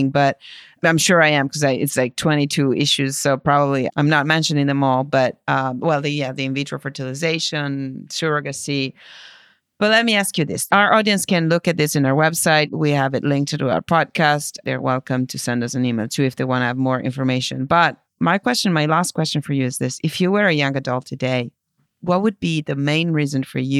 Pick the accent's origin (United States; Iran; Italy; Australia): Italy; moved away; my home country in Italy